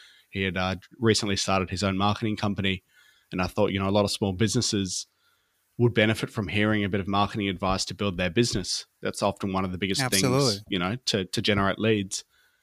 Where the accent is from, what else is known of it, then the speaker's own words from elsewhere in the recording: Brisbane, Queensland, Australia; I'm from Australia, in a place called Brisbane in Queensland